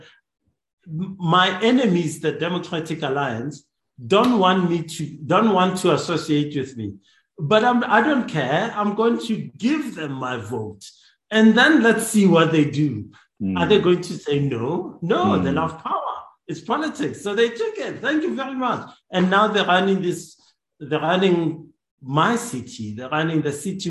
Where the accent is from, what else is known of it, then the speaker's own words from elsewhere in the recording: South Africa; as a South African citizen